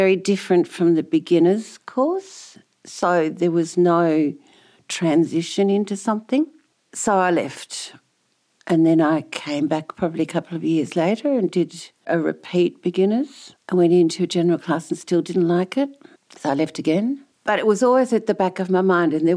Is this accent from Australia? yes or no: yes; the Dandenongs, Victoria, Australia; also born or lived in Netherlands; I was born in Holland and we immigrated out here when I was 8, moved to the Dandenongs and spent most of my childhood, I suppose, in the Dandenongs or around there